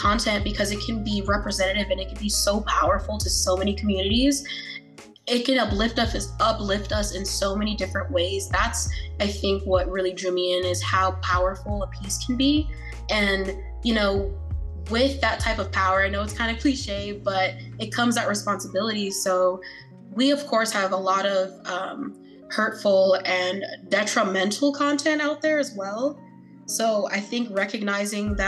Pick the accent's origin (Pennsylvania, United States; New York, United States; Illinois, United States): New York, United States; New York City; also born or lived in Queens, New York; growing up in Brooklyn, New York, and then going to Queens